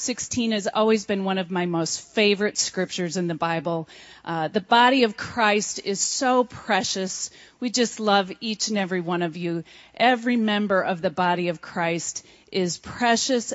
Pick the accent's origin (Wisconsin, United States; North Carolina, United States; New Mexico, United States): Wisconsin, United States; moved away as an adult; now in Buena Vista, Colorado, United States; the Lord called us to pastor in my home state